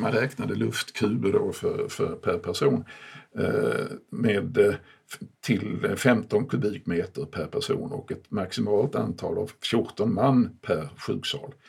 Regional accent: Malmö, Skåne, Sweden; hemma i Malmö, som är min barndomsstad

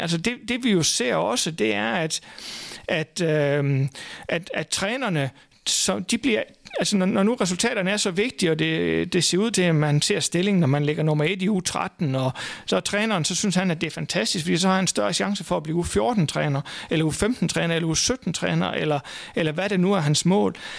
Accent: Thy, North Denmark Region, Denmark; et lille område ude i Thy, hvor jeg kommer fra

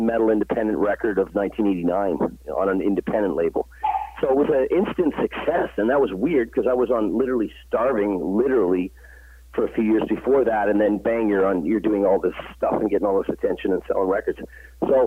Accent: Canada; Canada, my home country

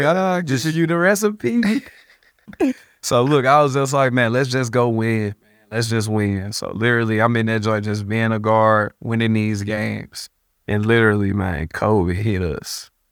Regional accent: United States; I'm American

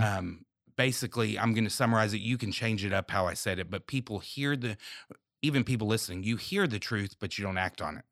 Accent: United States; we're American

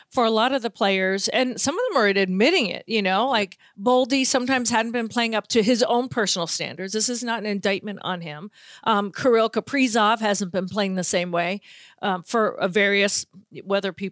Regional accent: Boston, Massachusetts, United States; listen, I'm from Boston, so I don't root for the teams, but I also don't root for Boston teams.

